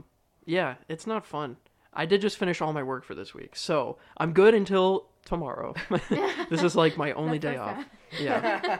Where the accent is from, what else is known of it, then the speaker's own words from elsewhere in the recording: Central Florida, United States; We're all from Central Florida